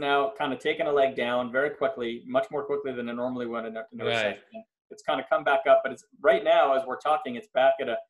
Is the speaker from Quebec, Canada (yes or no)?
yes; Montreal, Quebec, Canada; moved away as an adult; also born or lived in Philadelphia, United States; now in Los Angeles, United States; I'm from Montreal, Canada, originally. I moved to the US in 98